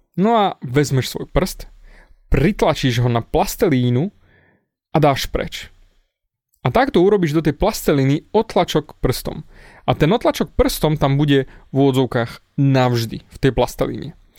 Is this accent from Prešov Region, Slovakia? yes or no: yes; Snina, Prešov Region, Slovakia; Narodil som sa v Sníne, na východe